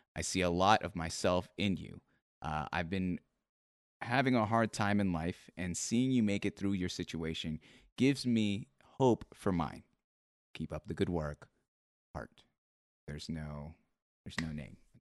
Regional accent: Seattle, Washington, United States; I'm from Seattle

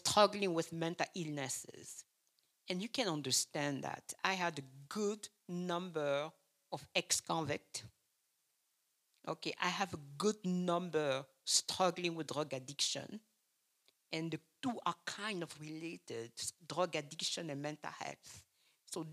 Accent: Cameroon; English is a second language; moved away as an adult; also born or lived in East Lansing, United States; now in Lansing, United States; I'm from Cameroon, and Cameroon is in Africa

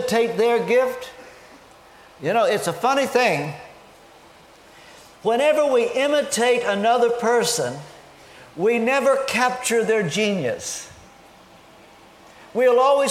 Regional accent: Kentucky, United States; moved away as an adult; also born or lived in Oxford, United Kingdom; now in London, United Kingdom; I am from the hills of Kentucky. You know, I grew up in Kentucky when there were only 48 states.

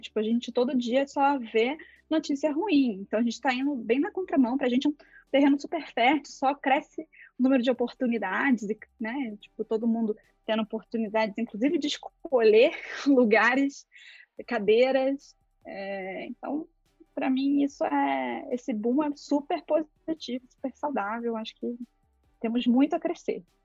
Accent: interior of Rio de Janeiro state, Brazil; moved away as an adult; Eu sou de uma cidade do interior do Rio de Janeiro, bem pequenininha

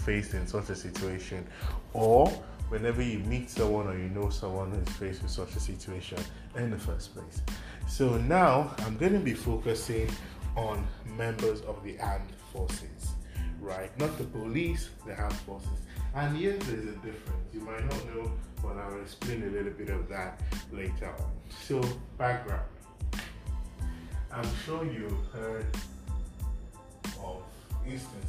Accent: Nigeria

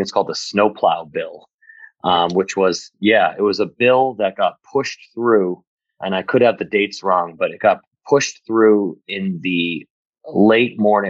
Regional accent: Shrewsbury, Massachusetts, United States; also born or lived in Boston / Worcester; I grew up in Shrewsbury and went to Shrewsbury High, moved to Boston for a little while to do school, and then headed back to live in Worcester. And I've been here ever since.

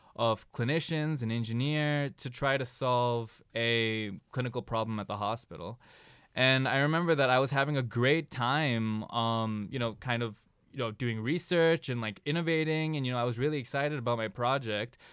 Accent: Ann Arbor, Michigan, United States; I'm originally from Ann Arbor, Michigan

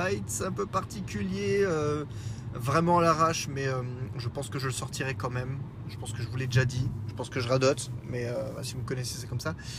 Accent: Lorraine, Grand Est, France; accent: Lorrain; mon accent lorrain

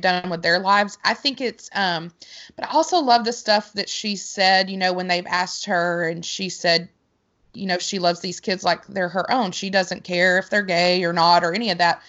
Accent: Arkansas, United States; I am from Arkansas

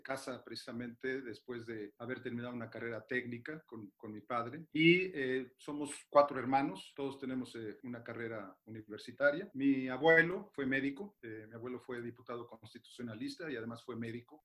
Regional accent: Mexico City, Mexico; Orgullosamente soy del rumbo de Santa Julia, de la colonia San Rafael

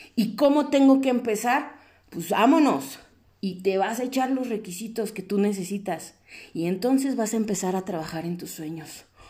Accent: Mexico; como personas mexicanas con valores

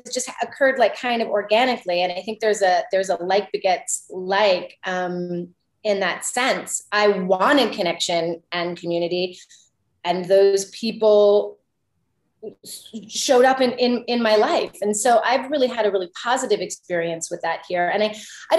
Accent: Canada; also born or lived in Vancouver

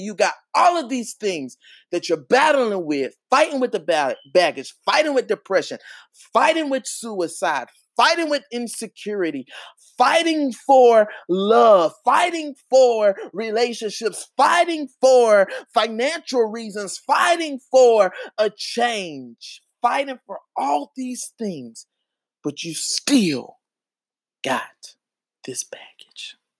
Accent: Charlotte, North Carolina, United States; I'm from Charlotte, North Carolina

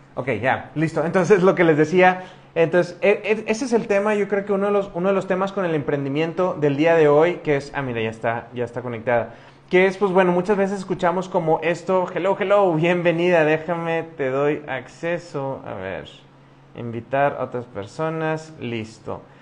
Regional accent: Monterrey, Nuevo León, Mexico; now in Querétaro, Mexico; yo soy de Monterrey, de una ciudad que está al norte de México, casi, casi pegado a la frontera con Estados Unidos

